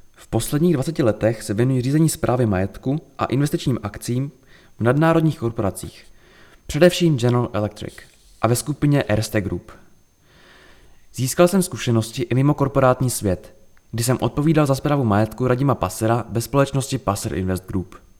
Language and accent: Czech; Příbram, Central Bohemian Region, Czechia; Narodil jsem se v Příbrami, kde bydlím celý svůj život